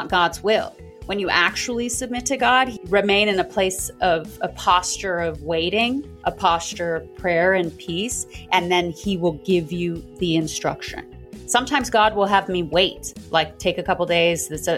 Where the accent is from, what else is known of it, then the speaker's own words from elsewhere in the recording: South Africa; moved away; I'm originally from South Africa